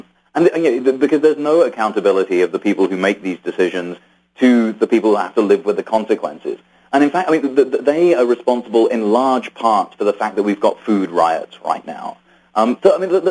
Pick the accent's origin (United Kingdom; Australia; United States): United Kingdom; I was born in Britain from immigrant parents